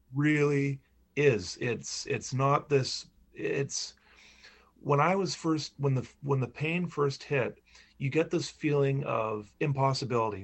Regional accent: Charlotte County, New Brunswick, Canada; moved away as an adult; I grew up in Charlotte County.

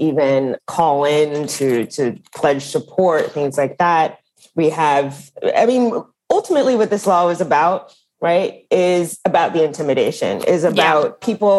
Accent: Dallas, Texas, United States; moved away as an adult; also born or lived in Washington, D.C.; Texas, which is actually my home state. So I grew up in Dallas, in a suburb of Dallas

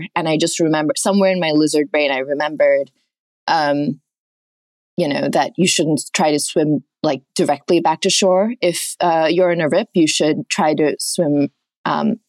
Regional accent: Oman; moved away; I grew up in Oman, a mile away from the beach.

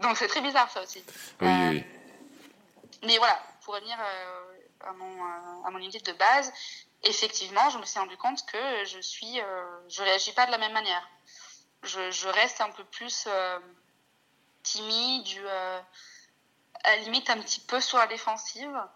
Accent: Italy; first language Italian; French is a second language; also born or lived in Scotland; now in France; quand je rentre en Italie à bloquer complètement, alors que c'est ma langue maternelle, que je parle depuis que je suis née

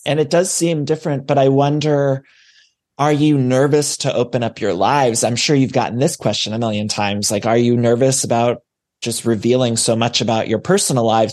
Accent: Midwest, United States; also born or lived in Ohio; now in Los Angeles, United States

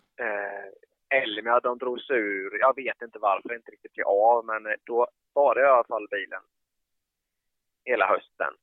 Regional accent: Habo, Jönköping County, Sweden; jag är uppvuxen i Habo

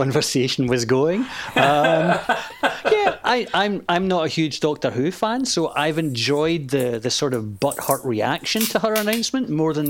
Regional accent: Scotland, United Kingdom; accent: Scottish; Hope my Scottish accent isn't too much for them.

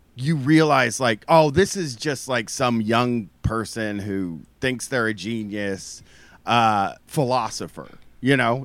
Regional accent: Groveport, Ohio, United States; I'm from Groveport, Ohio

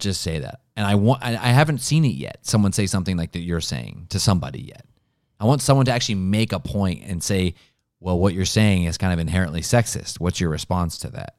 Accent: Ohio, United States; Ohio, my home state

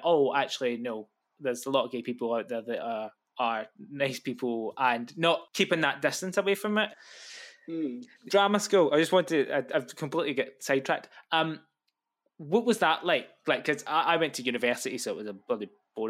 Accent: Glasgow, Scotland, United Kingdom; growing up in Glasgow

